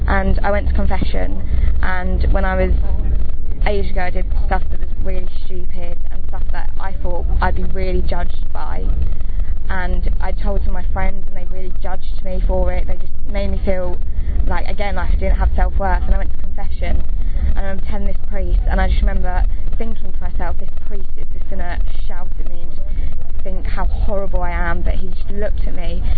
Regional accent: London, United Kingdom; I'm 18 and I'm from London

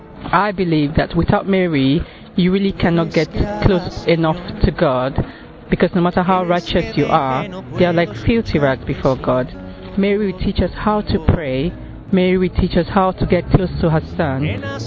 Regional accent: Nigeria; I'm from Nigeria.

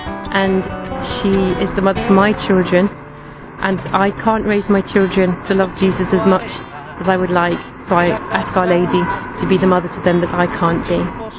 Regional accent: England, United Kingdom; I'm from England.

